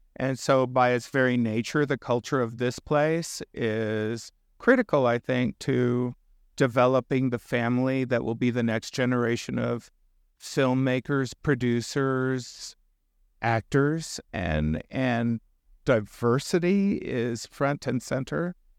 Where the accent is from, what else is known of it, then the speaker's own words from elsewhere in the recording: South Texas, United States; I was raised in South Texas